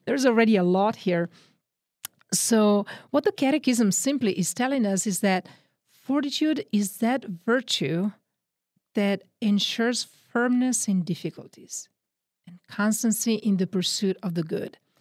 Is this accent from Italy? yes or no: yes; Milan, Lombardy, Italy; accent: Northern Italian; English is a second language; moved away; also born or lived in Texas; I'm from Italy, Northern Italy. Grew up in the Diocese of Milan